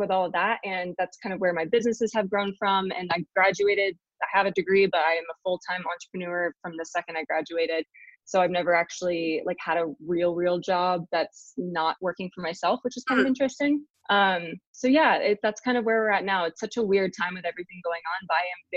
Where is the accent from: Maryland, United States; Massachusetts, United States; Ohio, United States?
Ohio, United States; Columbus; also born or lived in Salisbury, England; I grew up in Columbus, Ohio